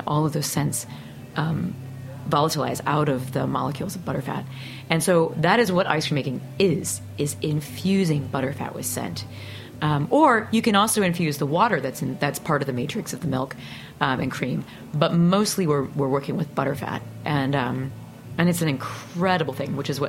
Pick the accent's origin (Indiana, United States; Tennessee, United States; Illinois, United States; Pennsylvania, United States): Illinois, United States; Peoria; moved away; I grew up in Peoria, Illinois